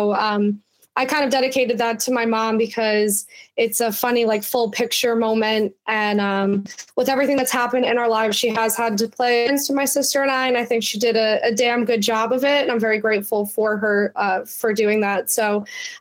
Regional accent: Altamont, New York, United States; also born or lived in Voorheesville; I grew up in Altamont

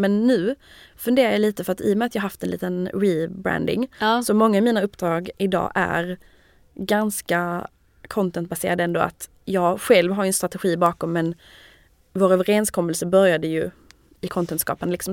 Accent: Malmö, Skåne, Sweden; moved away as an adult; also born or lived in Lund; now in Paris, France; jag är från Malmö.

